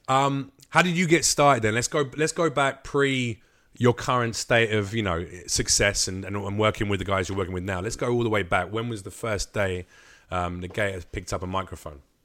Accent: London, United Kingdom; in London where I grew up on the Estates around where I was

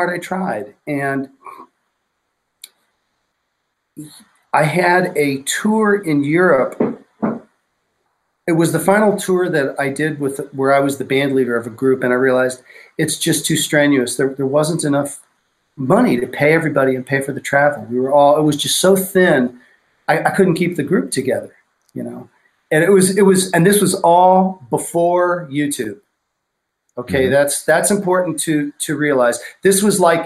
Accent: New York, United States; I grew up in New York

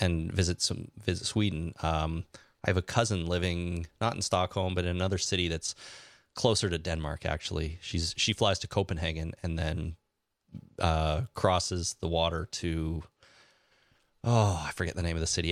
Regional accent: Canada; now in Toronto, Canada; I love being Canadian

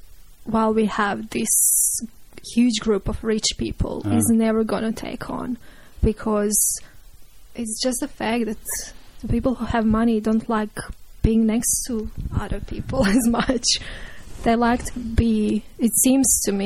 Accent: Croatia; moved away; I'm from Croatia, and we are raised in apartment blocks there

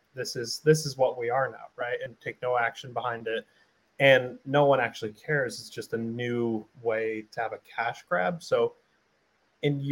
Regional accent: Springfield, Massachusetts, United States; I grew up in Springfield, right? Springfield, Mass is a very diverse, low-income place

